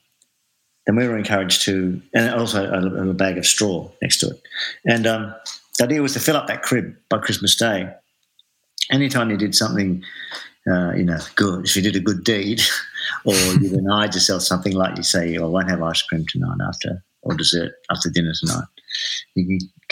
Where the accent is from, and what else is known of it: Adelaide, South Australia, Australia; born or raised there; now in Melbourne, Australia